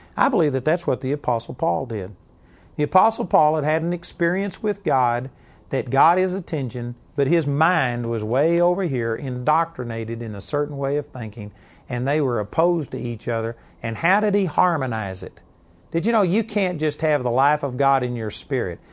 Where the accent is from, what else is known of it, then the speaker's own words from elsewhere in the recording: Texas, United States; accent: Texas twang; also born or lived in Dallas, Texas / Arlington, Texas; my Texas twang